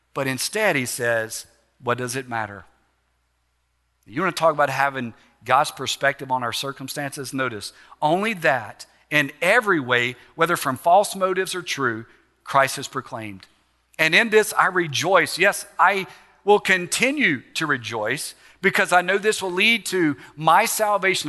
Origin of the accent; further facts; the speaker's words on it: Alexandria, Louisiana, United States; Calvary Baptist Church in Alexandria, my hometown